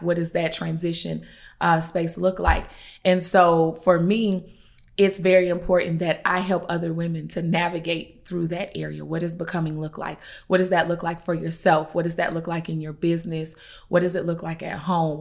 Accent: Columbia, South Carolina, United States; I'm from Columbia, South Carolina

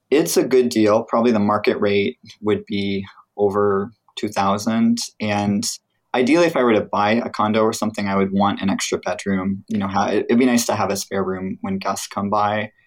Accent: Midwest, United States; now in California, United States; I grew up in the Midwest, where things were not expensive at all

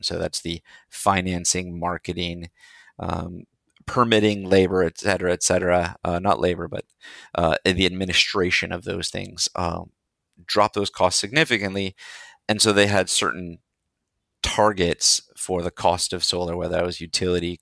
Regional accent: India; moved away; also born or lived in Seattle, Washington, United States; I was born in India, named by a monk in India

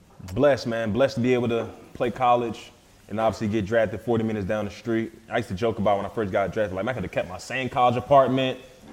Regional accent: Philadelphia, Pennsylvania, United States; Obviously growing up in Philly, it was an awesome experience, man, because it's so different because, I mean, you're talking about the North and the South, even just how people talk, dress, and just how the environment is.

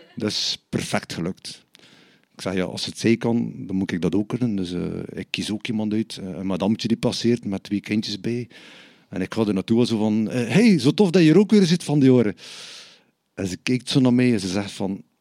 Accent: Bruges, Flanders, Belgium; ik ben van Brugge

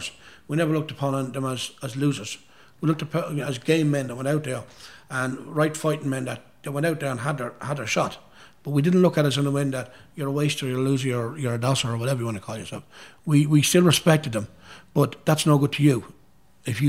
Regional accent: Dundalk, Leinster, Ireland; Dundalk, my hometown

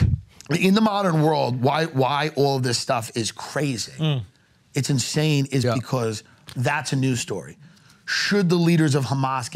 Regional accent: Long Island, New York, United States; I'm an Irish Catholic from Long Island

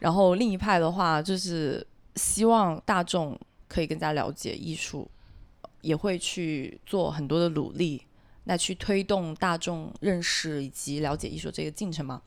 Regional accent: Guangzhou, Guangdong, China; 我们自己，呃，广州本地人讲粤语去交流

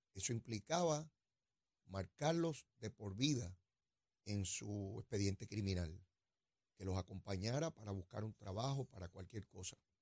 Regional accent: Puerto Rico; nuestros hermanos y hermanas puertorriqueñas

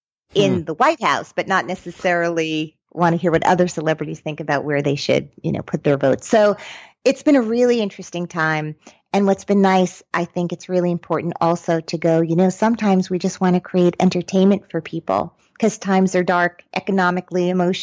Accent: Brooklyn, New York, United States; I'm from Brooklyn.

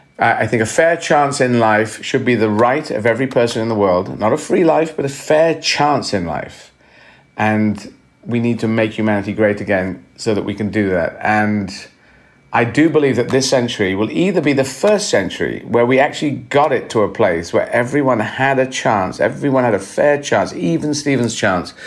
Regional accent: Aden, Yemen; And I was born in Yemen. I was lucky enough to be born in the city of Aden

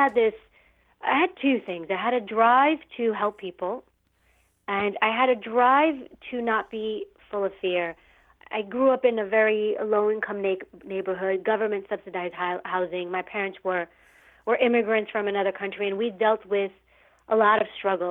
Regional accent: New York City, New York, United States; I grew up in New York City and in a rougher area

